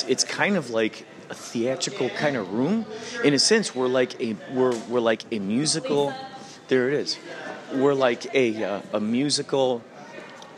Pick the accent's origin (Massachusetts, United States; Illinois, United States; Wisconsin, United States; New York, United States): Illinois, United States; I'm from Illinois.